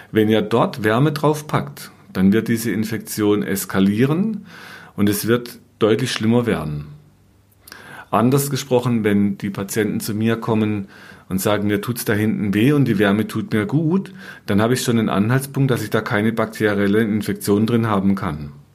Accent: Black Forest, Baden-Württemberg, Germany; bei uns im Schwarzwald

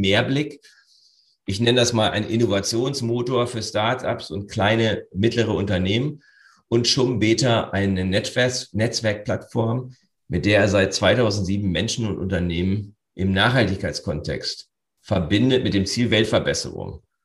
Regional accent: Northern Germany, Germany; Für uns Norddeutsche

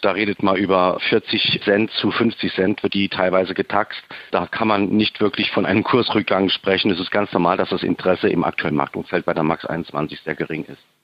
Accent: Saarbrücken, Saarland, Germany

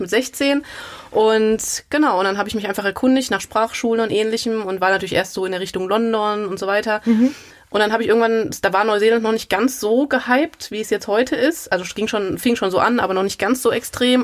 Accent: Gelnhausen, Hesse, Germany; moved away as an adult; also born or lived in Frankfurt; now in Mainz, Germany; Ursprünglich komme ich eher aus Osthessen. Also ich komme aus Gelnhausen

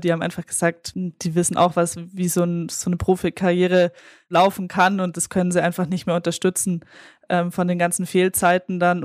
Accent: 20 minutes from Munich, Bavaria, Germany; in München, äh, was ja auch fast meine Heimatstadt ist. Also ich bin 20 Minuten davon aufgewachsen

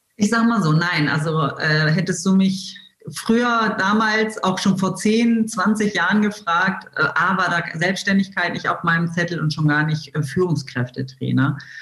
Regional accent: Wolfsburg, Lower Saxony, Germany; ich bin tatsächlich in Wolfsburg geboren und lebe hier äh, immer noch

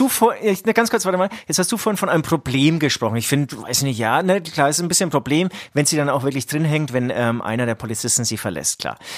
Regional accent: Franconia, Bavaria, Germany; Wir kommen aus Franken

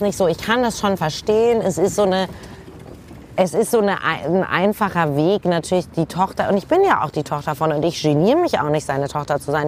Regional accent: Hamburg, Germany; ich komme ja aus Hamburg

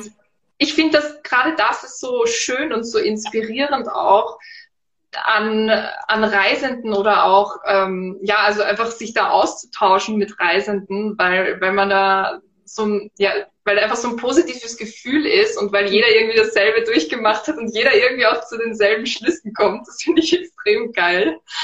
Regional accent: Vienna, Austria; moved away as an adult; now in Styria, Austria; Ich bin Wienerin, ich lebe jetzt in der Steiermark

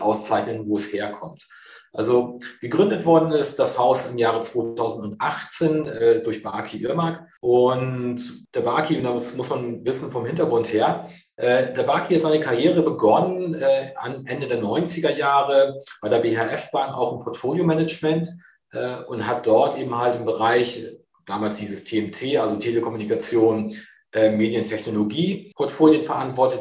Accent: near Cuxhaven, Lower Saxony, Germany; moved away as an adult; now in Hamburg, Germany; gebürtig komme ich aus der Nähe von Cuxhaven

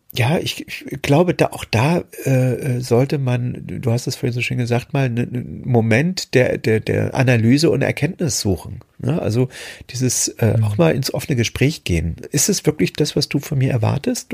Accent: Germany; moved away; meine, meine alte Heimat, die DDR, verlassen habe, um, um im Westen zu gehen

